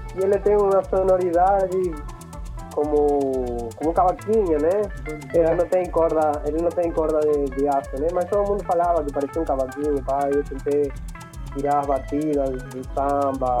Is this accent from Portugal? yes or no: no; Entre Ríos, Argentina; Portuguese is a second language; also born or lived in Buenos Aires; now in Brazil; eu sou da Argentina, nasci em Buenos Aires, mas eu fui morar em, em um outro estado, frente do, do Uruguai, Entre Rios